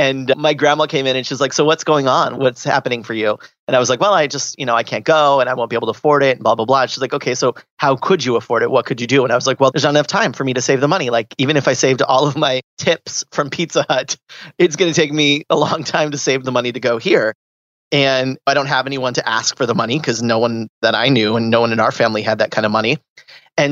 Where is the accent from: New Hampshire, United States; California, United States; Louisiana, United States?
California, United States; Southern; I grew up in Southern California